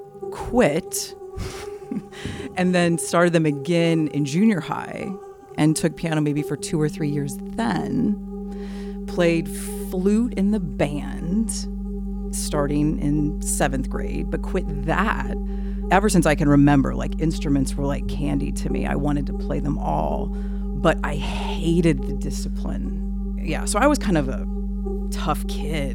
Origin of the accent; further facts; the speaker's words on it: Decatur, Illinois, United States; I grew up in Decatur, Illinois